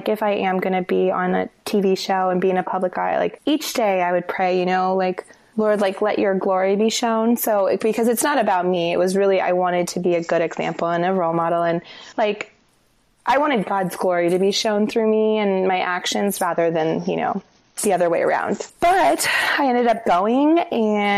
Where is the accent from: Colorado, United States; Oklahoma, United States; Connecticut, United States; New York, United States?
Colorado, United States; Denver; moved away as an adult; also born or lived in Los Angeles / Santa Monica; now in Seattle, United States; I grew up in Denver.